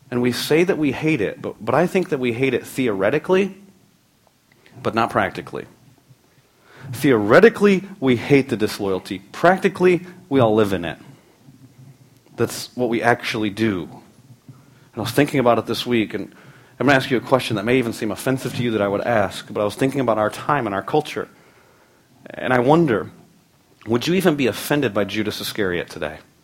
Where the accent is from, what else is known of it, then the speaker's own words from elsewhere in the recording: United States; We live in a time as American Christians